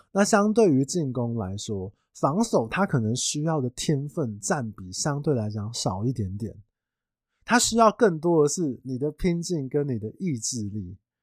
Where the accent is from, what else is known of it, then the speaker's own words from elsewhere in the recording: Taiwan; 我们台湾人